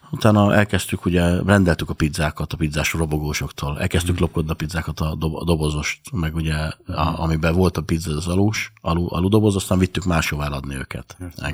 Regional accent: Budapest, Hungary; also born or lived in Ózd; de egy éves korom óta Pesten nevelkedtem. Egy éves koromtól itt Budapesten vagyok, a hetedik kerületben nőttem föl. Nagyon szegény családból ö, származom.

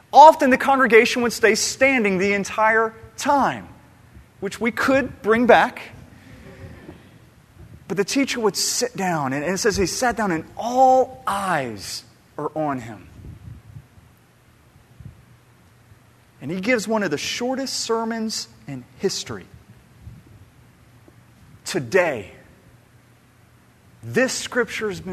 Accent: Atlanta, Georgia, United States; moved away; my hometown back in Atlanta

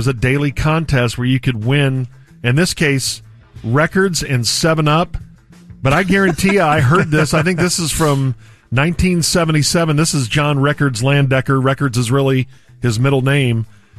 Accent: Chicago, Illinois, United States; born or raised there; moved away

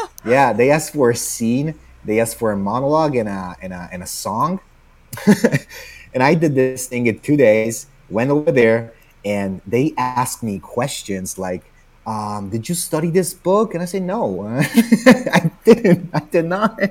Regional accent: Naples, Campania, Italy; accent: Italian; English is a second language; moved away as an adult; also born or lived in New Jersey, United States; now in United States; I've been doing theater for like in my hometown in Naples

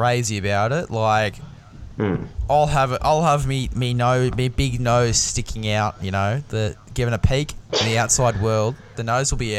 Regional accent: Australia; As an Aussie man

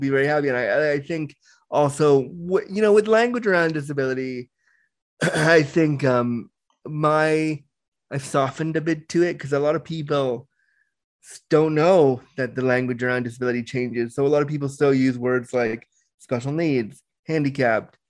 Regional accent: Toronto, Ontario, Canada; also born or lived in Orange County, California; I was born in Orange County, California, but I was raised in Toronto, Canada. So I call Toronto home, and I live in Toronto

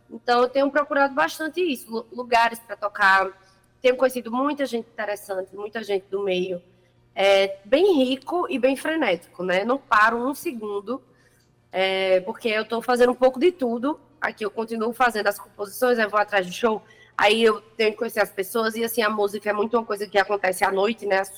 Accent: Campina Grande, Paraíba, Brazil; Eu sou de Campina, nasci em Campina Grande, mas as raízes da minha família são do interior.

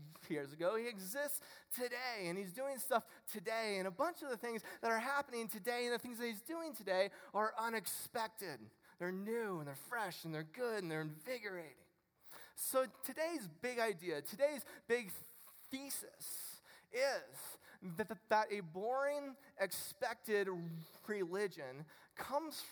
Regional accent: Ohio, United States; I'm from Ohio

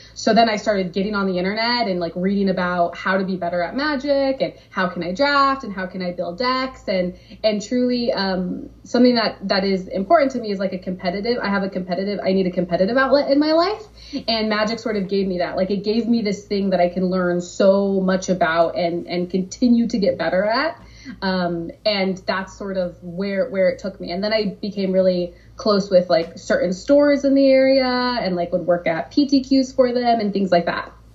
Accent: Southern California, United States; also born or lived in San Diego; I'm from Southern California. I had just moved to San Diego

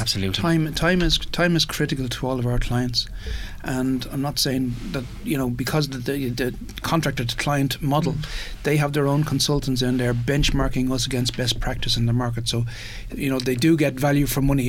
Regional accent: Ireland; we did what we always do as Irish

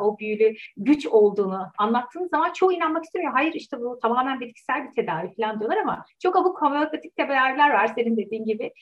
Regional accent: Turkey; moved away as an adult; benim Türkiye'den gitme kararım Türkiye gündemine nedeniyle oldu

